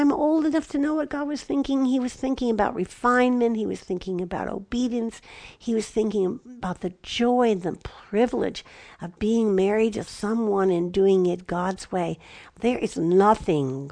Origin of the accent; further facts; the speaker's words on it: Chicago, Illinois, United States; now in Southwest, United States; I grew up in Chicago